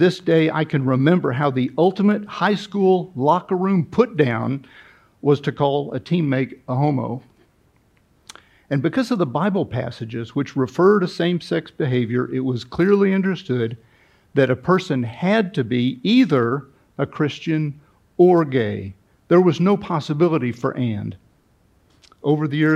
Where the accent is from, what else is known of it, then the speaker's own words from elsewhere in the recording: Kansas City, Missouri, United States; I grew up in Kansas City, Missouri, outside Kansas City, Missouri, in the 60s and 70s.